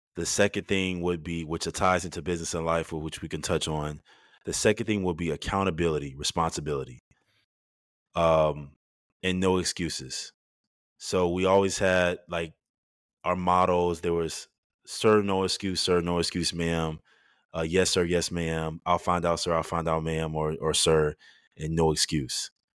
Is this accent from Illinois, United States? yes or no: yes; Chicago, Illinois, United States; moved away; I growing up in Chicago